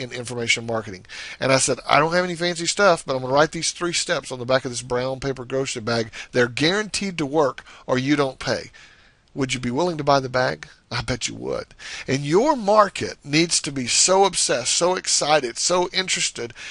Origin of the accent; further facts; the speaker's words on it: the South, United States; I guess you can tell I'm from the South.